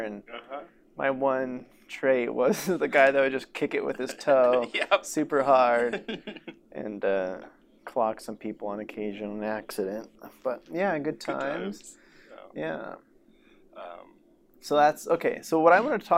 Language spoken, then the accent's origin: English; Sparks, Nevada, United States; Growing up in Sparks for sure